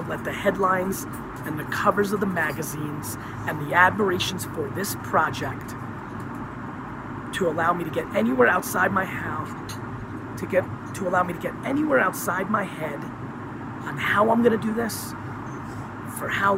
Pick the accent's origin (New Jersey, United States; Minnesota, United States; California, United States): New Jersey, United States; Edison; born or raised there; English is a second language; also born or lived in Queens, New York / Dover, New Jersey